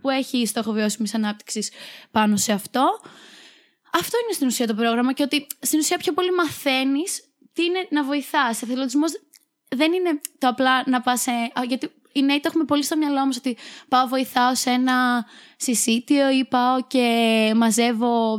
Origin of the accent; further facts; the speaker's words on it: Chania, Crete, Greece; moved away as an adult; now in Thessaloniki, Greece; Είμαι από τα Χανιά